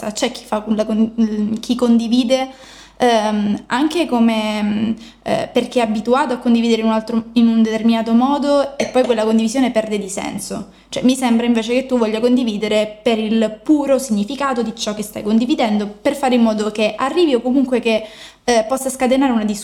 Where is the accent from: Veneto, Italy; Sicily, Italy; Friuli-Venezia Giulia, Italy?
Sicily, Italy; Messina; io vengo da Messina, sono di Messina